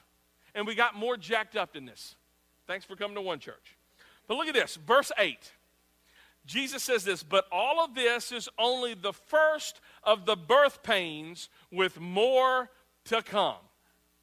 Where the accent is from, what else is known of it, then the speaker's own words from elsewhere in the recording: United States; we as America